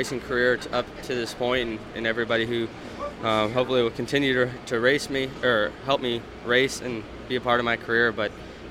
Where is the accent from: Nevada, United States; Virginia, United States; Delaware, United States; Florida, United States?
Nevada, United States; Las Vegas; moved away; it's great to be back in my hometown of Las Vegas, and got a lot of friends and family coming out to the racetrack this weekend